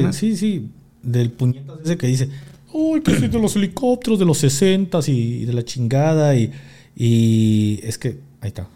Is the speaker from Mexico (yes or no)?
yes; Mexico; now in Mexico City, Mexico; soy mexicano